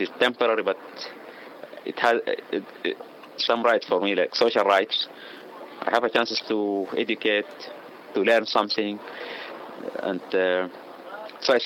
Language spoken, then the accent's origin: English; Darfur, Sudan; moved away as an adult; now in Israel; I am from Darfur